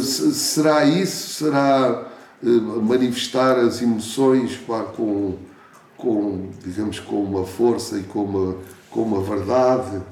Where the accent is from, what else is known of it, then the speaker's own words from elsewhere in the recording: Portugal; Eu não nasci na Índia, não é? Posso ter um, certo espírito que me identifique, mas nasci aqui, em Portugal